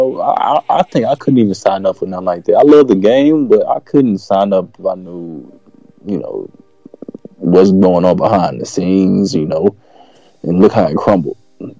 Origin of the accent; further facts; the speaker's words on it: Houston, Texas, United States; also born or lived in Atlanta, Georgia; I was born in Atlanta but raised in Houston.